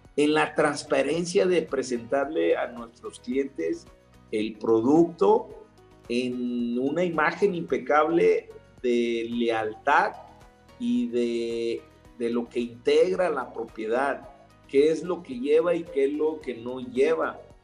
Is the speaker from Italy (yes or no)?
no; Mexico; los mexicanos somos mexicanos, no ingleses